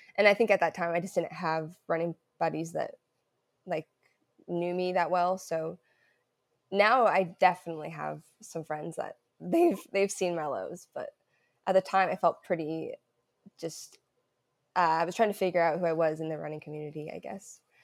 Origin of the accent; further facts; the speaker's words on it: Southern Oregon, United States; also born or lived in Illinois / Seattle; now in Portland, United States; I'm from Oregon, so I'm originally from Southern Oregon, and right now I'm in Portland, Portland area